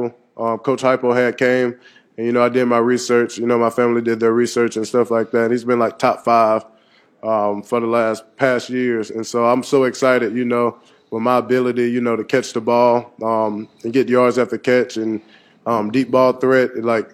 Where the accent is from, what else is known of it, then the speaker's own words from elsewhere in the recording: Saraland, Alabama, United States; moved away; growing up in Saraland, Alabama